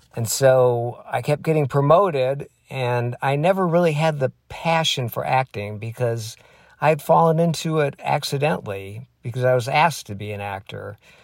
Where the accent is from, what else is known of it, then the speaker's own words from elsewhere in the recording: Michigan, United States; moved away as an adult; I grew up in Michigan